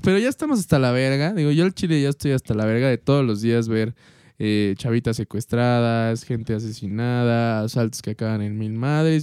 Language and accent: Spanish; Mexico; como buenos mexicanos